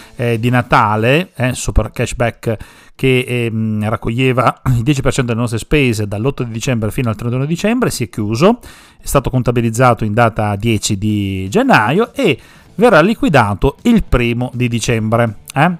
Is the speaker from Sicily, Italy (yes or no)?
yes; Sicily, Italy; now in Parma, Italy; tanti ragazzi di origine siciliana come me